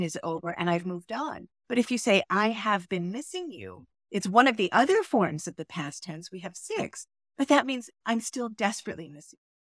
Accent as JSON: {"language": "English", "country": "United States", "tie": "born or raised there", "also_born_or_lived": "Brooklyn, New York / Chicago suburb, Illinois", "moved": "as an adult", "lives_now": "Berlin, Germany", "said": "I was born in Brooklyn, and that is one of my favorite places in the world, where there are, I think, over one hundred recognized cultures and languages. And then my father got a new job, so then I moved to a suburb of Chicago"}